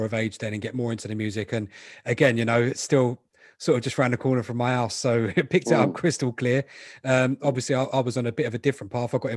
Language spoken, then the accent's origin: English; London, United Kingdom; I grew up in Southfields. I was 5 minutes from Roehampton.